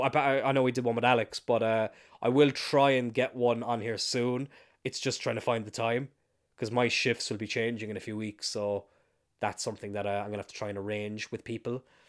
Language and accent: English; East Cork, Munster, Ireland; I'm from East Cork